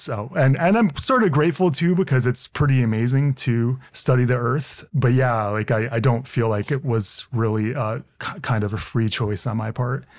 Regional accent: Hinsdale, Illinois, United States; I grew up outside of Chicago

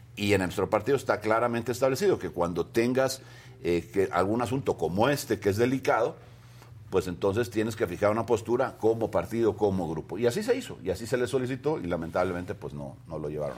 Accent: Veracruz, Mexico; todos los que somos veracruzanos

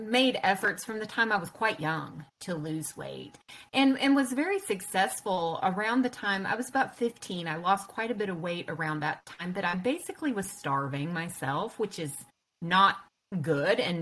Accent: North Carolina, United States; I'm from North Carolina. Lived in the South my whole life

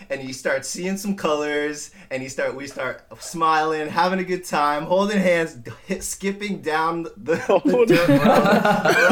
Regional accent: Simi Valley, California, United States; I am born and raised in Simi Valley

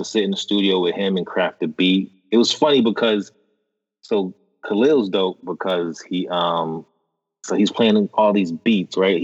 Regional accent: Boston, Massachusetts, United States; we're from Boston.

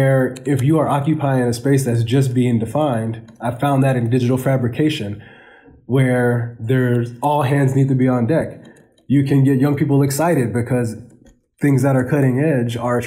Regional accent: Portland, Oregon, United States; moved away; a young African-American male growing up in Portland, Oregon

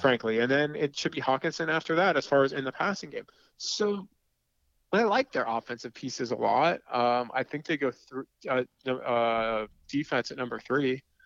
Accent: East Meadow, New York, United States; moved away; also born or lived in Detroit, Michigan; I grew up on Long Island

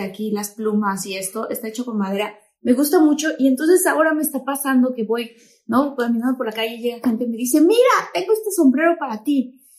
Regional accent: Tabasco, Mexico; yo soy de Tabasco, entonces obviamente allá no hay nada de nieve

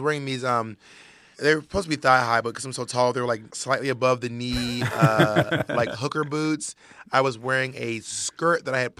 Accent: Columbus, Georgia, United States; accent: Southern; Like, I was still from Columbus, Georgia. I had a thick Southern accent, and I only knew what I'd been taught up to that point.

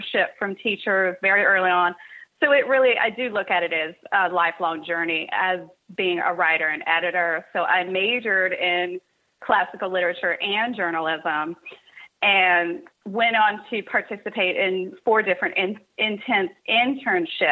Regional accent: Cincinnati, Ohio, United States; also born or lived in Kentucky; I was born and raised in Cincinnati, Ohio, and went to school in Kentucky

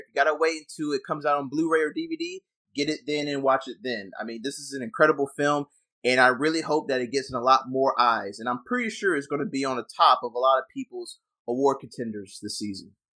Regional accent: the South, United States; I came from the South as well

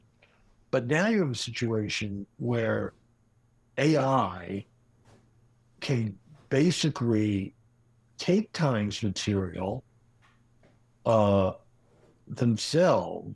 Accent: Washington, District of Columbia, United States; a contemporary Washington satire, my hometown

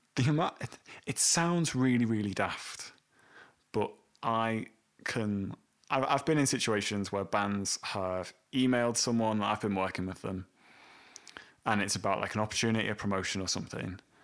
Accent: Welsh, Wales, United Kingdom; a Welshman and someone from Leeds

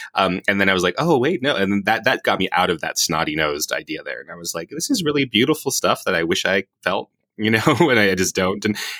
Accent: Las Vegas, Nevada, United States; you and I growing up in Vegas

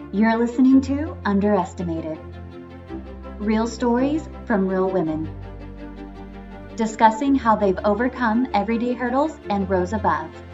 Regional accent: Beaumont, Texas, United States; I'm born and raised in Texas

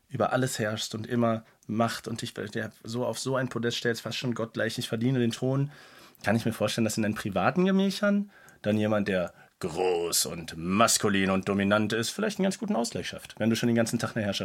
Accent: Cologne, North Rhine-Westphalia, Germany; bin Kölner, klar.

